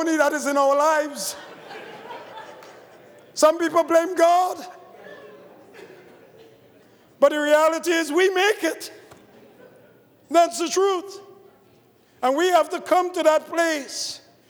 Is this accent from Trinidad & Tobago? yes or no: yes; Trinidad & Tobago; I grew up in the Catholic Church in Trinidad